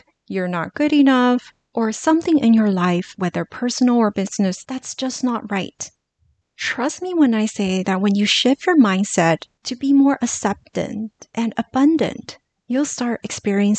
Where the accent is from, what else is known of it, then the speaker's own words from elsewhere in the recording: Los Angeles, California, United States; growing up in Los Angeles and being so close to Hollywood, when I was in middle school